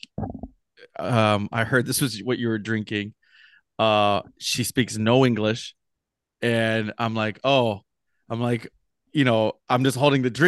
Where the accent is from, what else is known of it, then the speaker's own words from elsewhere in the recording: Los Angeles, California, United States; I'm from LA.